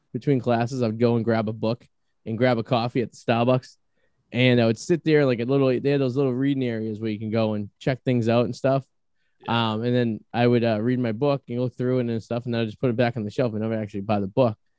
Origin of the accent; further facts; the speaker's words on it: Boston, Massachusetts, United States; accent: Boston; my Boston accent